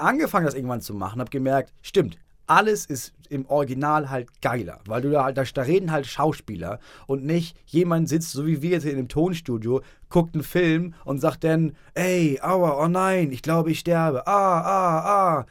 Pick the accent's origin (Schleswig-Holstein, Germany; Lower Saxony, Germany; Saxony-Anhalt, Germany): Schleswig-Holstein, Germany; also ich als Norddeutscher